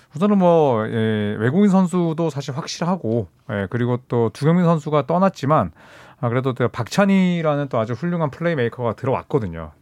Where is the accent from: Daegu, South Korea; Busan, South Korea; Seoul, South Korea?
Busan, South Korea; 저처럼 이제 또 부산에서 태어났거나